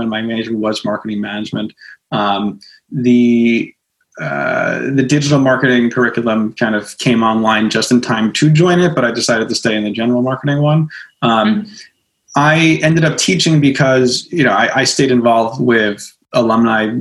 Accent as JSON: {"language": "English", "town": "Smithtown", "region": "New York", "country": "United States", "tie": "born or raised there", "said": "being a teenager and growing up in Smithtown, out in Suffolk County"}